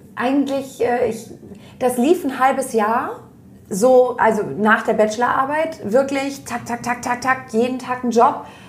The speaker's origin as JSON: {"language": "German", "country": "Germany", "said": "ich komme aus der Nähe von Hamburg"}